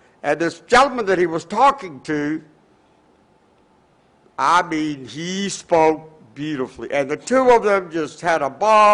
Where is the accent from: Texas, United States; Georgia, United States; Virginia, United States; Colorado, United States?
Georgia, United States; Atlanta; I grew up in Atlanta